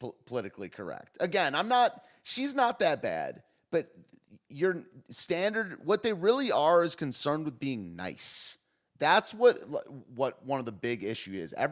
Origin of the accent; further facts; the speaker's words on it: the North, United States; I do enjoy being a Northerner sometimes. I like the South, but I like being from the North.